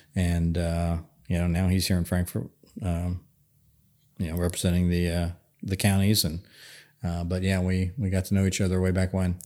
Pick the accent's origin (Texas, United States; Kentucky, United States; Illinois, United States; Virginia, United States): Kentucky, United States; Northern; I come from Northern Kentucky